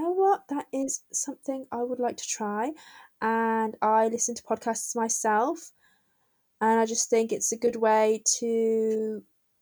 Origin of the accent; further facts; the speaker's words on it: Birmingham, West Midlands, United Kingdom; I'm from Birmingham